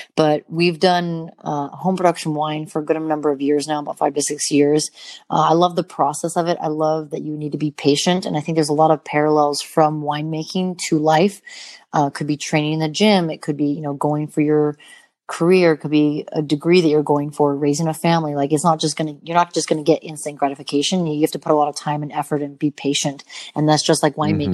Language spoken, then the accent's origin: English; Montana, United States; growing up in Montana, um, having mountains around me